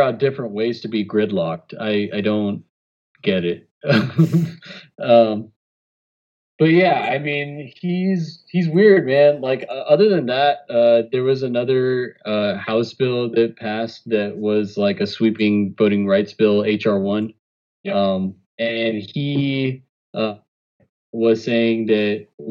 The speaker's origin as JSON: {"language": "English", "town": "Rio Grande City", "region": "Texas", "country": "United States", "tie": "born or raised there", "said": "my hometown, Rio Grande City"}